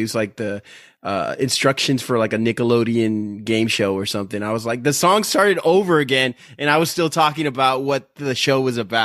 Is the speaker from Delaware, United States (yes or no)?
no; Texas, United States; we're all from Texas. We grew up with football being like the main sport here